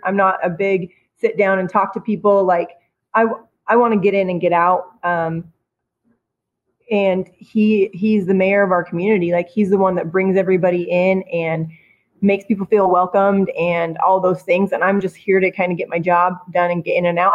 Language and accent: English; Twin Falls, Idaho, United States; also born or lived in Kimberly, Idaho; I'm not from Boise. I'm from Kimberly and Twin Falls